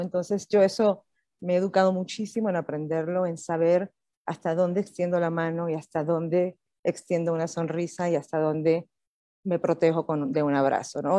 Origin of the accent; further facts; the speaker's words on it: Puerto Rico; moved away as an adult; now in Mexico City, Mexico; yo soy puertorriqueña